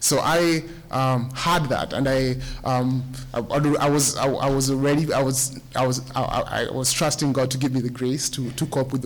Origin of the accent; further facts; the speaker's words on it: Kenya; moved away as an adult; now in United States; I'm from Kenya